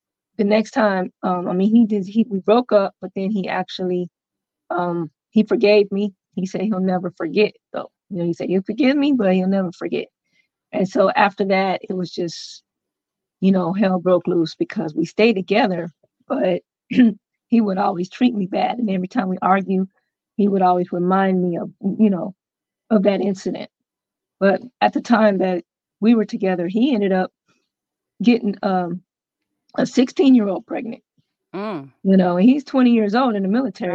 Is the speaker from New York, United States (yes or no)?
no; Clarksville, Tennessee, United States; I am from Clarksville, Tennessee.